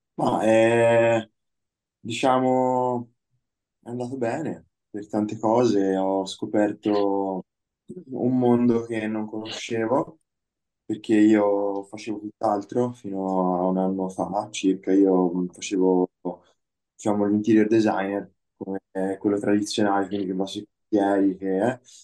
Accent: Lucca, Tuscany, Italy; qui a Lucca dove, da dove vengo io

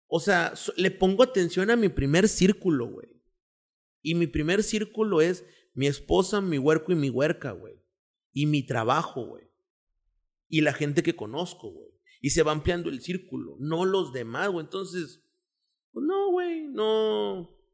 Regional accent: Monterrey, Nuevo León, Mexico; orgullosamente de aquí, güey. O sea, soy orgullosamente regiomontano

